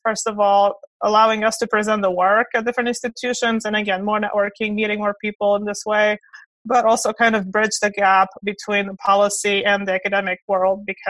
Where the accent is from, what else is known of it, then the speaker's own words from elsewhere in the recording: Romania; moved away as an adult; also born or lived in Kentucky / South Carolina / Georgia; now in United States; So I was born in Romania and moved here in 2001, did my undergraduate at Clemson